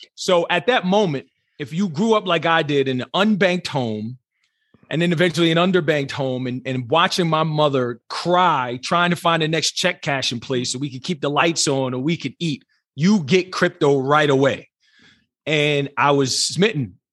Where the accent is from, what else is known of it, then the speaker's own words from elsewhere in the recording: New Jersey, United States; moved away as an adult; now in Southern California, United States; born and raised in New Jersey, proud New Jersey, and even though I am fully adopted Southern California right now